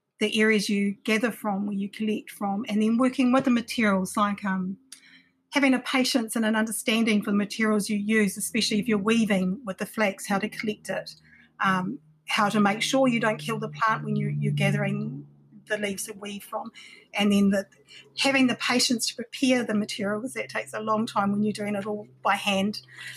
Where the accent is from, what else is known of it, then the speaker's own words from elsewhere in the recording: Takaka, Tasman, New Zealand; also born or lived in Wellington; I grew up in Takaka for a little bit